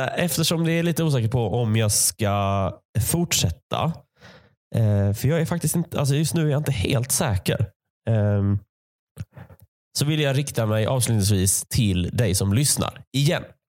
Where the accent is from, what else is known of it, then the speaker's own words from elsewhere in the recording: Malmö, Skåne, Sweden; moved away; Jag växte upp i Malmö